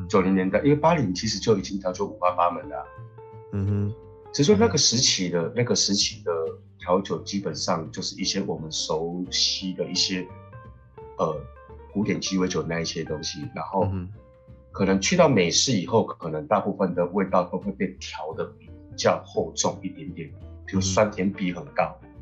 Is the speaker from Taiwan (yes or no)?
yes; Kaohsiung, Taiwan; also born or lived in Macau / Shanghai; 我来自高雄